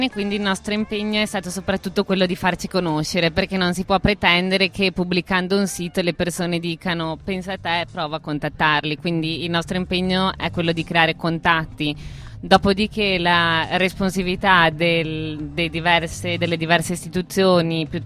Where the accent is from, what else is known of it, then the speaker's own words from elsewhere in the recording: Trento, Trentino-Alto Adige, Italy; Ah, sto imparando il dialetto noneso. Io da trentina cittadina mi sto